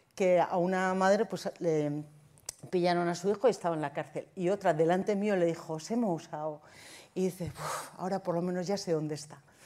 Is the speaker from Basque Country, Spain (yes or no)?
yes; Zumaia, Basque Country, Spain; Yo, de Zumaya